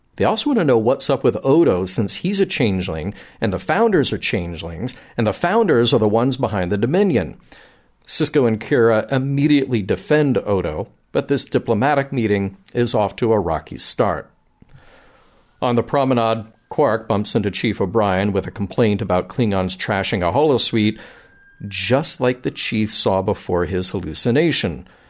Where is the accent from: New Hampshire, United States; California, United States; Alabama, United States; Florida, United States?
Alabama, United States; Birmingham; my hometown of Birmingham, Alabama